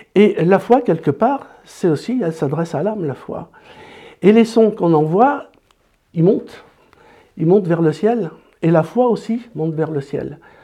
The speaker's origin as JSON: {"language": "French", "town": "Grenoble", "region": "Auvergne-Rhône-Alpes", "country": "France", "also_born_or_lived": "Paris / Nord / La Rochelle", "moved": "as an adult", "said": "Quand je suis allé faire mes études à Paris, j'ai quitté Grenoble"}